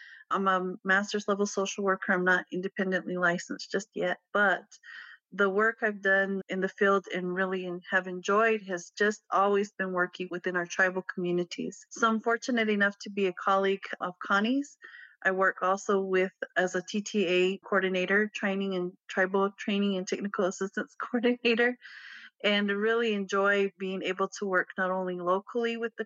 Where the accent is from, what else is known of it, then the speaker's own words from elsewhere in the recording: Pueblo of Acoma, New Mexico, United States; I grew up in the Pueblo of Acma. I am biracial. I grew up there on reservation